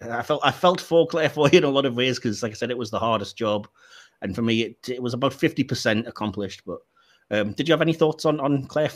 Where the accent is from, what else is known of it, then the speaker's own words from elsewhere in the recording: England, United Kingdom; Don't anybody listen to Dick Van Dyke attempt an English accent, because we don't sound anything like that.